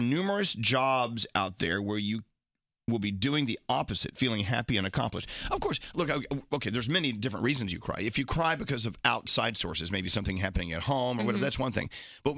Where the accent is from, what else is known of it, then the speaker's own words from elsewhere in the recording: Scotland, United Kingdom; I'm Scottish. I'm a Scottish drunk